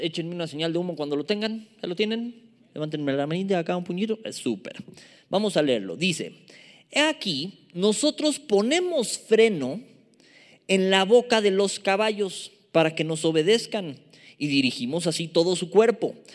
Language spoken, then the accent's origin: Spanish; Mexico City, Mexico; accent: chilango; me agarra lo chilango, me agarra lo chilango, me gana y a veces mi lenguaje no es el más pulcro